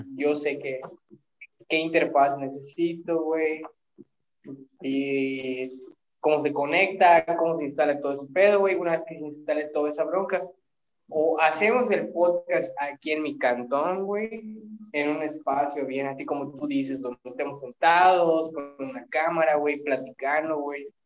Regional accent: Mexico; somos mexicanos

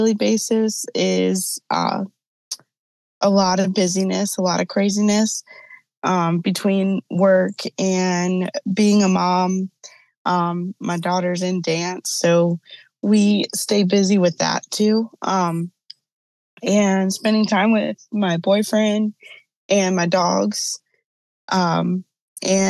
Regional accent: Charlotte, North Carolina, United States; now in Virginia, United States; I live in Virginia. I'm originally from Charlotte, North Carolina

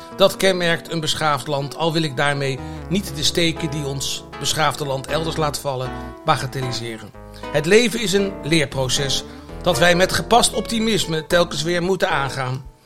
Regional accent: The Hague, South Holland, Netherlands; voor een jongetje van het Zandse

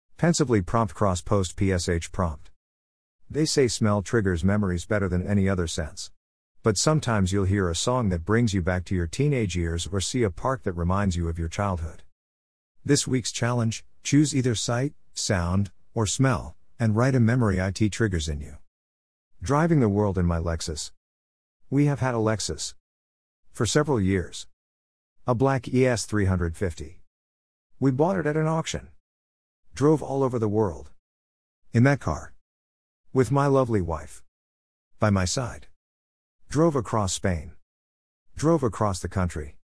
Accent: Berkeley, California, United States; In Berkeley, my hometown.

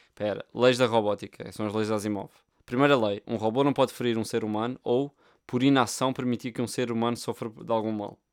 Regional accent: Portugal; Nós somos portugueses

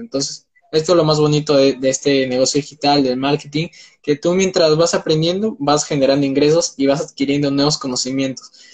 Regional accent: Peru; tengo 19 años, soy de Perú

